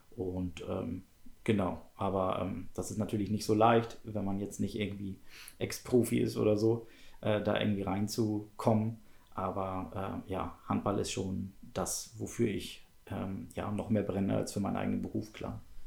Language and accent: German; Schleswig-Holstein, Germany; ich bin in Schleswig-Holstein geboren